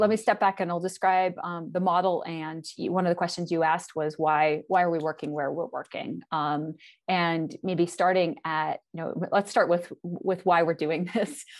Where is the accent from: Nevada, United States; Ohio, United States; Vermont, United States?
Vermont, United States; Northern; moved away as an adult; now in Montana, United States; I am from New England, originally from Northern Vermont. I grew up in a small town, of about twelve hundred people, uh, right on the Connecticut River